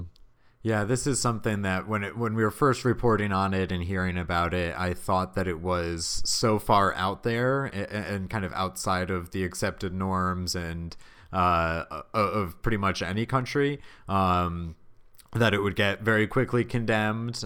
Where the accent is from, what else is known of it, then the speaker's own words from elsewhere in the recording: Massachusetts, United States; my home state here in massachusetts